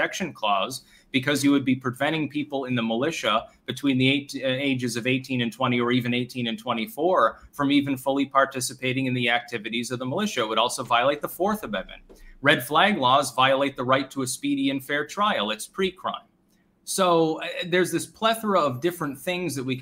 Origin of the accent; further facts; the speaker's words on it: Vermont, United States; my home state of Vermont